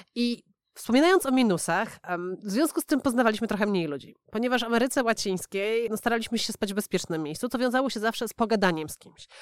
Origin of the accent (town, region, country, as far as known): Poland; moved away as an adult; also born or lived in Warsaw